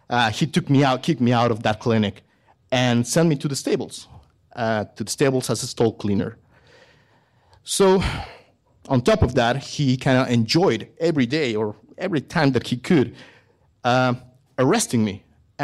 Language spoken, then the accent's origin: English; Mexico; English is a second language; I am a veterinarian from Mexico. I studied there.